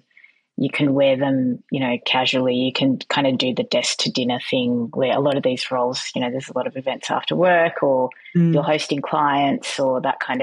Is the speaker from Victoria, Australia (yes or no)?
yes; Melbourne, Victoria, Australia; moved away as an adult; also born or lived in Canada; now in Sydney, Australia; I'm originally from Melbourne. I now live in Sydney, and I did a large chunk of my time in Canada.